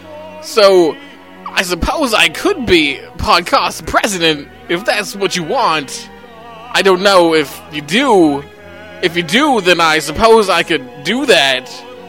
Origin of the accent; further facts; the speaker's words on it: Minnesota, United States; I was in my hometown in Minnesota